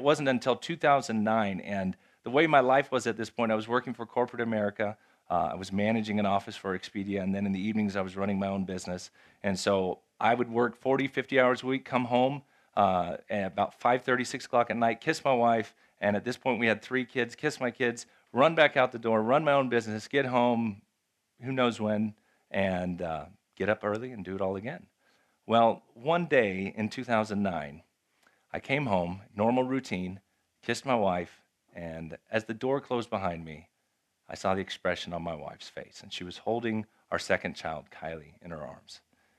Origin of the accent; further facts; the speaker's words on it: Japan; moved away as an adult; If you don't know, I grew up in Japan. I'm a missionary kid. I grew up in Japan. I lived in Japan from the time I was 5 till I was 18. So I speak Japanese.